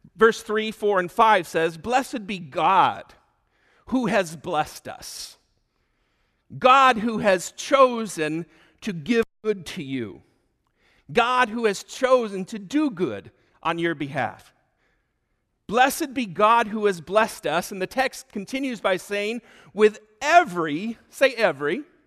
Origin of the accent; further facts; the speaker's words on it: Michigan, United States; moved away as an adult; also born or lived in Oklahoma City, United States; now in Delafield, Wisconsin, United States; I grew up in Michigan, but I spent most of my adult life in Oklahoma City